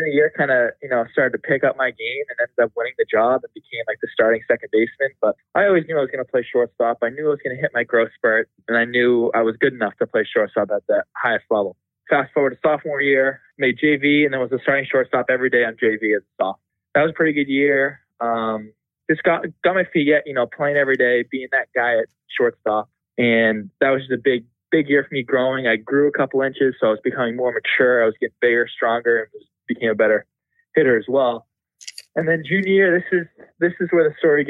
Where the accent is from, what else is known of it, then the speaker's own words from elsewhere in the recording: North Andover, Massachusetts, United States; North Andover, Massachusetts. Went to St. John's Prep, all boys school in Danvers.